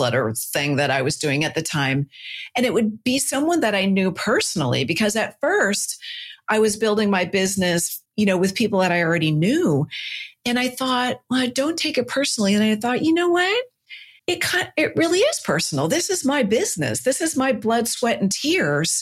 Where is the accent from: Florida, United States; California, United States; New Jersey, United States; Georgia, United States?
California, United States; Silicon Valley; I'm a Silicon kid. I grew up in Silicon Valley